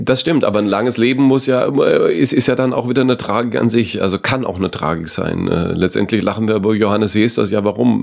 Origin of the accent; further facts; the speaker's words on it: Southern Germany, Germany; bei mir in, in meiner süddeutschen Kommune